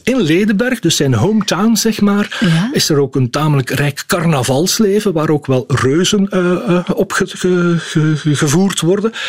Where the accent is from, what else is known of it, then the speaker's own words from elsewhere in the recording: Schellebelle, Flanders, Belgium; now in Ghent, Belgium; ik kom zelf eigenlijk uit Schellebel. Ik ben een aangespoelde Gentenaar.